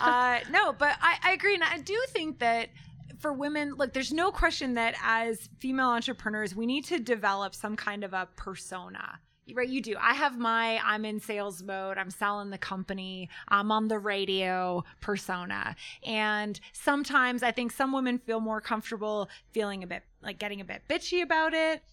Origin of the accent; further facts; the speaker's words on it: Canada; also born or lived in Denver, Colorado; I'm Canadian